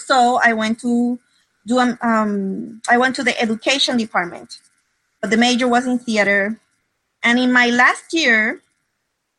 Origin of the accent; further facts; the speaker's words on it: Puerto Rico; English is a second language; Well, I grew up in Puerto Rico.